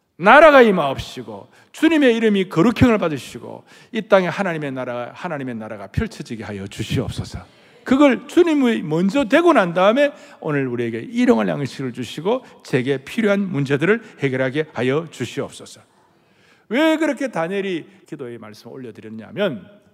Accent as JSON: {"language": "Korean", "country": "South Korea"}